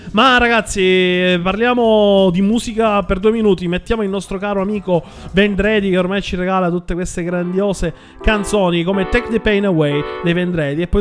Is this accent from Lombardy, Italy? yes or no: yes; Milan, Lombardy, Italy; Me, ma sono di Milano pure io, Jack, si sente? Si sente tantissimo. Si sente tanto, perché io sono come Abatantuono, il terrungello di Milano.